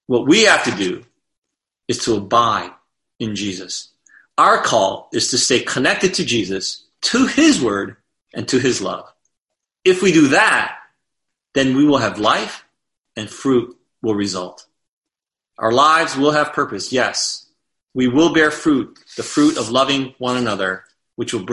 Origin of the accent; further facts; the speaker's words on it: United States; As American Christians